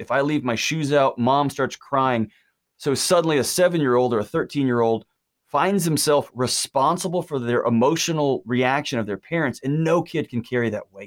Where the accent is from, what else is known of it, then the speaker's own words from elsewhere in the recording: Texas, United States; I was born in Texas